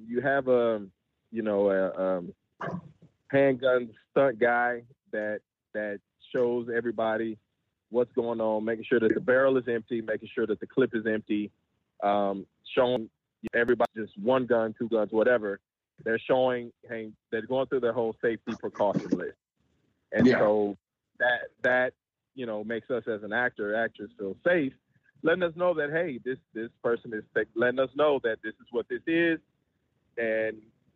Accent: Louisiana, United States; I grew up in the South in Louisiana

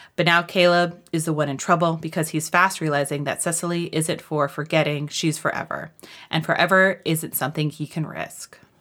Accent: New York, United States; as a New Yorker, it's like every time I come home

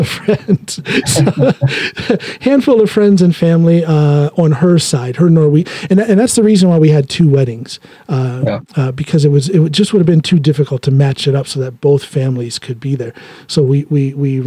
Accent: Norton, Ohio, United States; moved away as an adult; also born or lived in Akron, Ohio; now in Norway; I was born in Akron, but when I turned six or seven, the summer before third grade, however old I was then, was when we moved to a little tiny place called Norton, Ohio

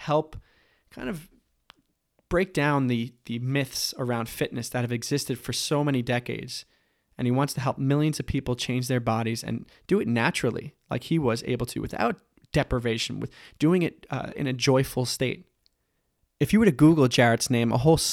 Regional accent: Long Island, New York, United States; We actually come from the same island, Long Island

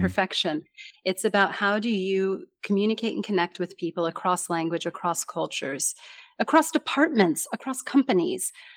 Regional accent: United States; accent: American; first language English; I'm from America

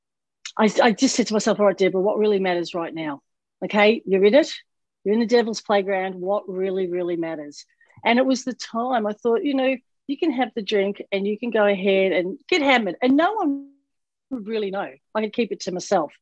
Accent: Melbourne, Victoria, Australia; moved away as an adult; now in Florida, United States; my hometown in Australia

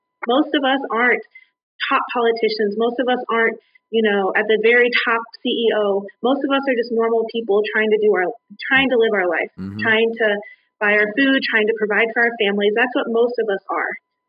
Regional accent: United States; born there; We don't get to decide I'm better because I was born in America.

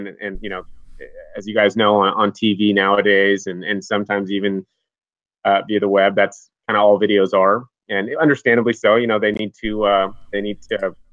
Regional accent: Seattle, Washington, United States; also born or lived in Montana; I grew up out here in Seattle, Washington

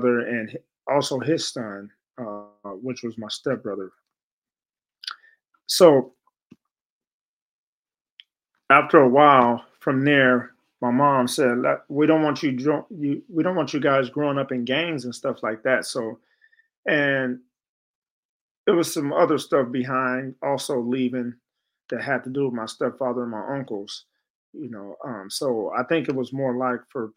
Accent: San Francisco, California, United States; also born or lived in Chicago; growing up in San Francisco, we came from Chicago to San Francisco

